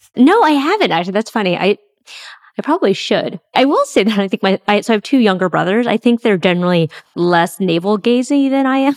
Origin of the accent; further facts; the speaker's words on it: San Francisco, California, United States; first language English; I grew up in San Francisco